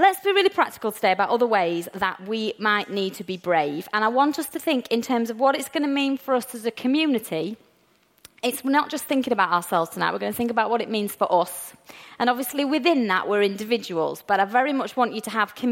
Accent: England, United Kingdom; We English people

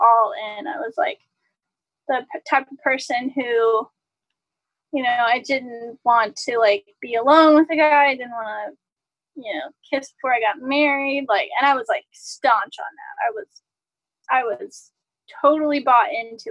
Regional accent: Southern US, United States; I grew up in the Southern Baptist sort of, and you know, this is Southern US. I'm from the South

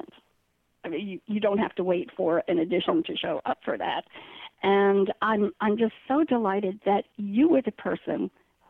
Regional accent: New York, United States; now in Florida, United States; I'm from New York

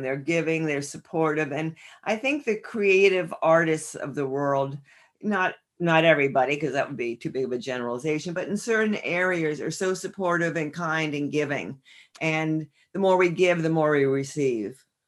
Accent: northern New Jersey, United States; I grew up in northern New Jersey

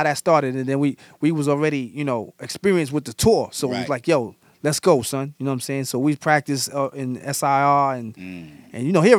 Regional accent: New York City, New York, United States; But me, I grew up in Brownsville, and then I moved to East New York.

